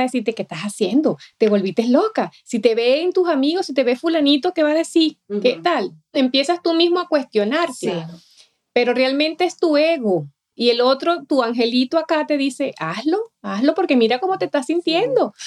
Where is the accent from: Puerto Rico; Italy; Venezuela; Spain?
Venezuela; moved away; yo soy de Venezuela, cuando estaba en Venezuela